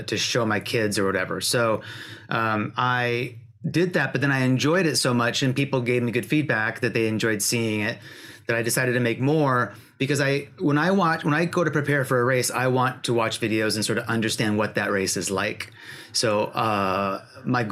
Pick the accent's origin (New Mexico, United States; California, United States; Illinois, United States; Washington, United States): Washington, United States; I grew up in Washington State.